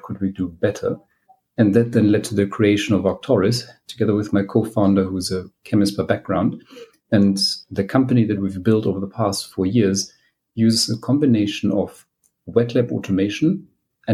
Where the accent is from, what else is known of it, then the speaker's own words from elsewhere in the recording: Germany; moved away as an adult; now in United Kingdom; I am from Germany originally. I qualified as a clinician, but then I came to the UK for my PhD.